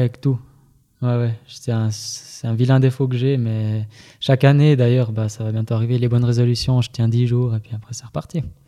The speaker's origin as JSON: {"language": "French", "region": "Fribourg", "country": "Switzerland", "said": "je viens, je viens de Fribourg."}